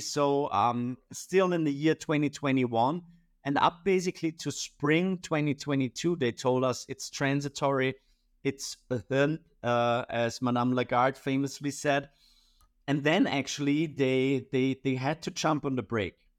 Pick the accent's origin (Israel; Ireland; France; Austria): Austria; I'm from Austria